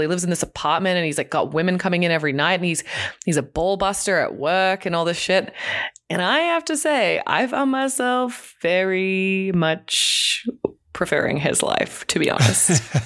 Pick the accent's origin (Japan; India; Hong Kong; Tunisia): Hong Kong; moved away; I grew up in Hong Kong in a tiny apartment with two siblings